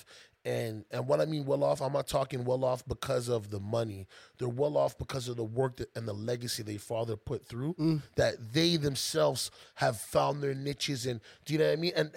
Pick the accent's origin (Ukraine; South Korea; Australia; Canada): Canada; I'm Canadian